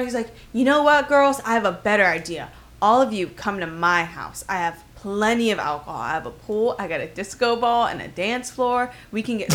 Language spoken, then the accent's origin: English; Miami, Florida, United States; I'm from Miami